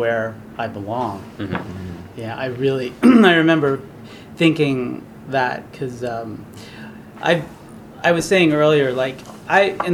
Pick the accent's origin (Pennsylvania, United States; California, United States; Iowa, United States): Pennsylvania, United States; Drexel Hill; we grew up in Drexel Hill, Pennsylvania